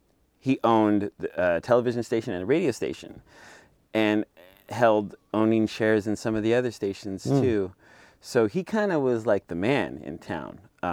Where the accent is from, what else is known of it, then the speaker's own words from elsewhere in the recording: Bakersfield, California, United States; I'm from Bakersfield, and, born you know